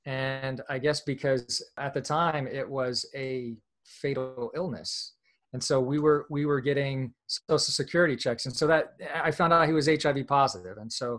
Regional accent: Kentucky, United States; also born or lived in Virginia, United States; I was born in Virginia, but my family moved to Kentucky. So for the first 6 years of my life, I lived in rural Kentucky in the hills in a trailer park.

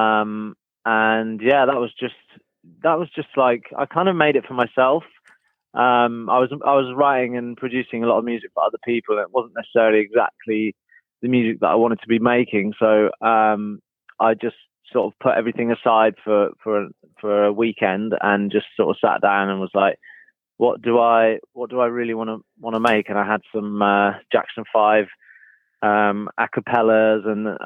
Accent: Norfolk, East of England, United Kingdom; I grew up in Norfolk

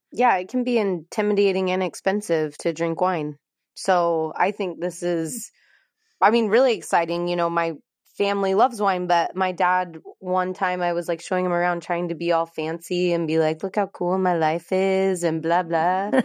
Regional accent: Salt Lake City, Utah, United States; moved away as an adult; we're both from Salt Lake City, Utah, without knowing each other, and so growing up in Utah

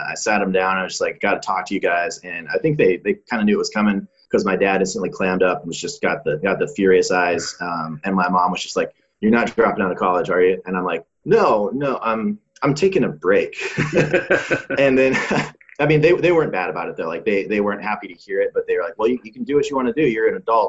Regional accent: Bozeman, Montana, United States; I grew up in Bozeman, Montana, which is not a tiny town, but it's pretty small.

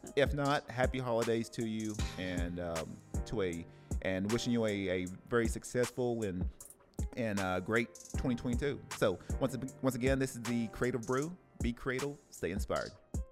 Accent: Tennessee, United States; now in Oceanside, United States; I love my hometown from Tennessee

